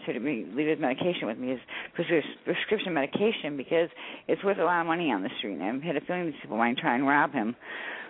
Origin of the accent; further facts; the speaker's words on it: Citrus County, Florida, United States; we're from Citrus County, Florida.